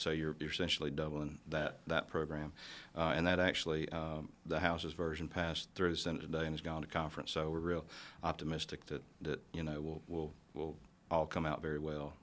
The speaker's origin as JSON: {"language": "English", "area": "Northeast Jackson County", "region": "Mississippi Gulf Coast", "country": "United States", "tie": "born or raised there", "moved": "yes", "lives_now": "Jackson, United States", "said": "I grew up on the coast. I grew up in Northeast Jackson County."}